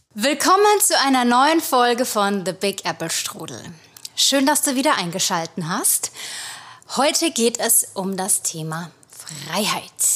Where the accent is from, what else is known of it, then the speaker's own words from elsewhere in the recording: Germany; moved away as an adult; now in United States; bei uns gehen alle in die Grundschule